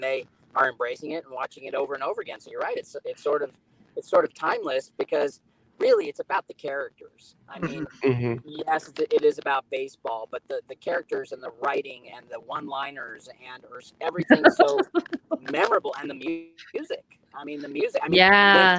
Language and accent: English; Los Angeles, California, United States; I grew up in Los Angeles and I was born in 1962